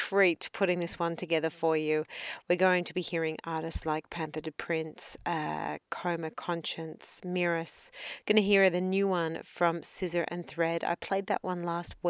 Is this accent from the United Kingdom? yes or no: no; Australia; accent: Australian; my Australian accent